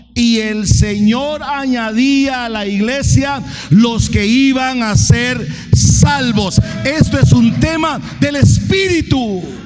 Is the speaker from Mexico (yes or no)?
no; Fraijanes, Alajuela, Costa Rica; yo soy de Fraijanes, soy piso de tierra